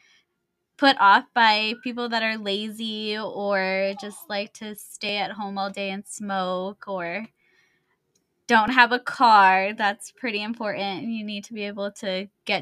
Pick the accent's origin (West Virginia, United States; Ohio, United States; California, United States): California, United States; Montclair; also born or lived in Pomona, California / Rancho Cucamonga, California; I grew up in Montclair. I was there, I think, until like I turned 19.